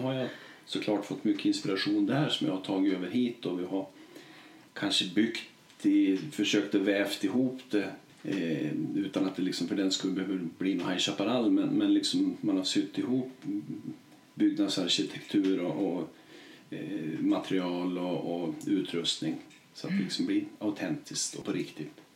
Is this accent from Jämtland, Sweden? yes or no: yes; Vemdalen, Jämtland, Sweden; jag är från Vemdalen och bor här